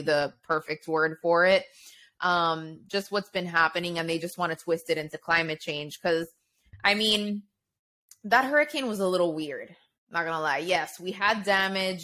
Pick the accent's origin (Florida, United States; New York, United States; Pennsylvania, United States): Florida, United States; I grew up in Florida